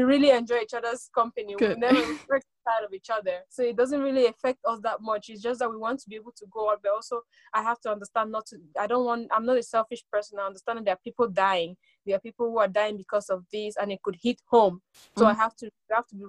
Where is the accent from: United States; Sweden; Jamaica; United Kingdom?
Sweden; also born or lived in Cameroon; I'm Cameroonian born, I grew up in Sweden.